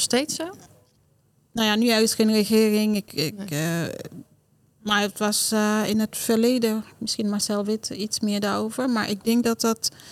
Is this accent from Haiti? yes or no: yes; Haiti; Dutch is a second language; now in Netherlands; Dus bijvoorbeeld die dorp waar ik vandaan kom. Het is een dorp dat... Eh, ja, ik ben daar opgegroeid zonder luxe, zonder stroom